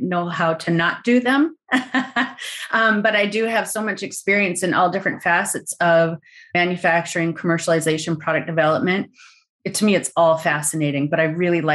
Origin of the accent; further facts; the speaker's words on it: North Dakota, United States; I'm from North Dakota